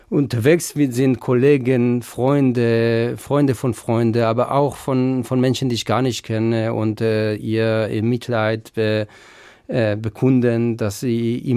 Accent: Israel; Ja, ich bin tatsächlich nicht weit von der Gazastreifen aufgewachsen.

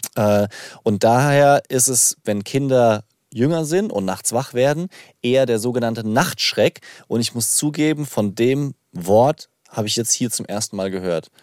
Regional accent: Rhineland-Palatinate, Germany; accent: Palatine; in der Pfalz hat man immer Schwierigkeiten mit harten Konsonanten

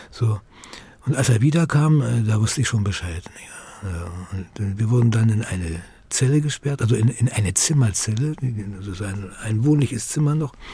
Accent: Berlin, Germany; moved away; so war meine Muttersprache die hauptsächliche Sprache, in der ich mich orientierte und dachte und handelte, eben Deutsch bis 1946, äh, was das Jahr unserer Entführung aus Berlin ist, durch die Sowjets eben.

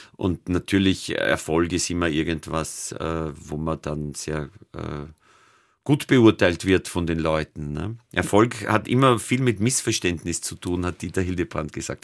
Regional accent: near Amstetten, Lower Austria, Austria; now in Vienna, Austria; in Amstetten, das ist die Stadt, wo man am nächsten zu meinem Heimatdorf kommt

